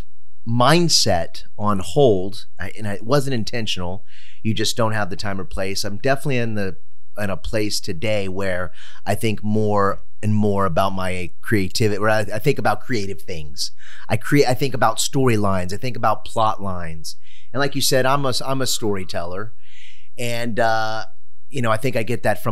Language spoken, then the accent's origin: English; San Antonio, Texas, United States; moved away as an adult; also born or lived in Los Angeles; I am born and raised in San Antonio and was in San Antonio for a while